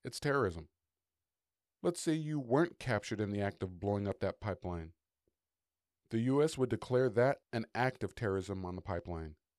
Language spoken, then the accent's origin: English; United States; as an American